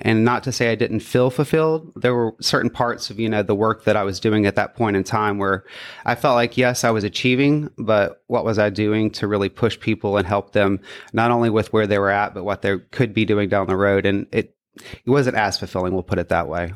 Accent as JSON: {"language": "English", "town": "Florence", "region": "Mississippi", "country": "United States", "tie": "born or raised there", "said": "I grew up in Florence, Mississippi, and from there, I grew up in the central Mississippi area."}